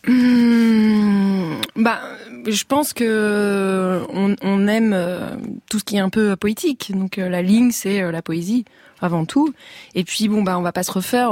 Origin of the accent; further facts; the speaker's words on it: Saint-Nazaire, Pays de la Loire, France; j'ai grandi à Saint-Nazaire.